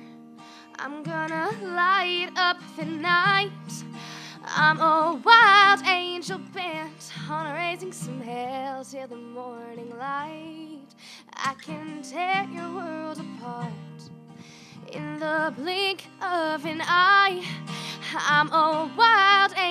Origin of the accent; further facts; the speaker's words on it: near Bonnyville, Alberta, Canada; another show by my hometown